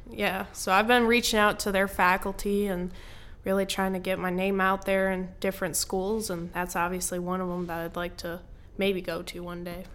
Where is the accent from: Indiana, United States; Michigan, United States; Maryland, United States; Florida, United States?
Michigan, United States; born or raised there